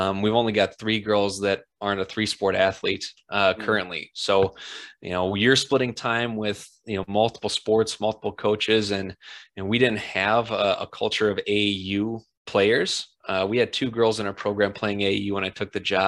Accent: Stillwater, Minnesota, United States; I grew up in Stillwater, Minnesota

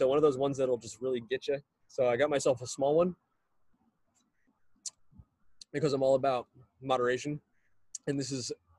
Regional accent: San Antonio, Texas, United States; moved away; I grew up in San Antonio. So I was there for about 18 years.

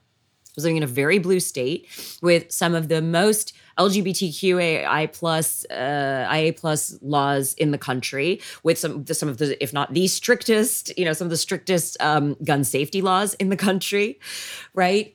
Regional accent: Canada; moved away as an adult; also born or lived in Los Angeles; now in Tennessee, United States; I was born and raised in Canada

